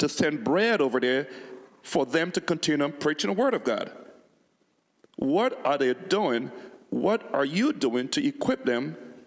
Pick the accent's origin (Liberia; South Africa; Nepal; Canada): Liberia; now in United States; I come from Liberia, where I was born